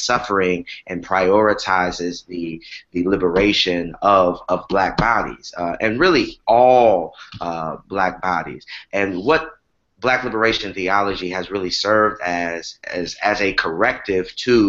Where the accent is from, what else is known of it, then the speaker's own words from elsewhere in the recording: Galveston, Texas, United States; also born or lived in Houston, Texas; now in Pleasantville, United States; Yeah, so I am originally from Galveston, Texas, and I have spent some time in Houston, one of my favorite American cities.